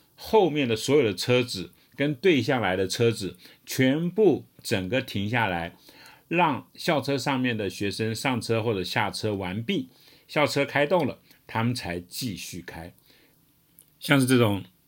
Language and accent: Chinese; Taiwan; 身为台湾人